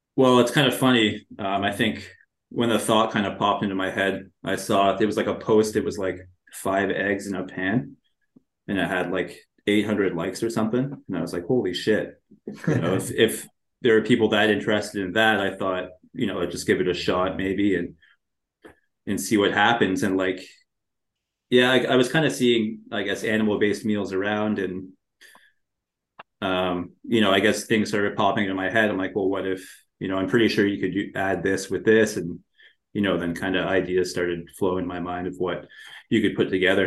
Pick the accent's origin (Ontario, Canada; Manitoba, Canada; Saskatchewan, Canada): Ontario, Canada; a small town in; now in Toronto, Canada; I was born and raised in a small town in Ontario. I'm Canadian.